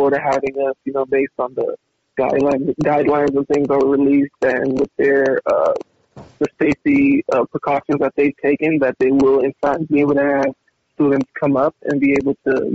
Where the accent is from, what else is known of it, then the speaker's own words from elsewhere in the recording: California, United States; growing up in California my whole life